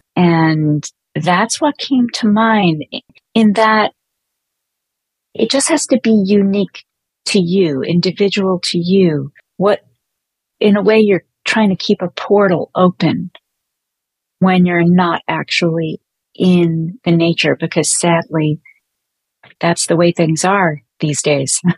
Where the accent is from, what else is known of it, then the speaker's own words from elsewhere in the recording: New York City, New York, United States; also born or lived in Catskills, New York; growing up in Brooklyn